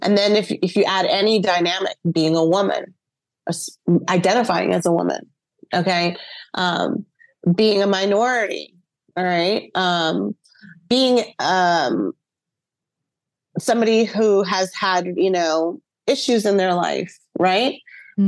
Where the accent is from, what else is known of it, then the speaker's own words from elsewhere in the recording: Dallas, Texas, United States; now in St. Petersburg, United States; I was born in Dallas, Texas, but I currently live in St. Pete, Florida.